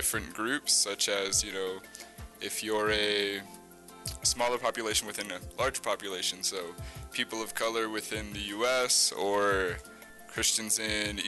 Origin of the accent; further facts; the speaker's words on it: Puerto Rico; moved away as an adult; also born or lived in Atlanta, Georgia; now in New Mexico, United States; I was born in Atlanta, Georgia, raised in Puerto Rico, and then I came here for university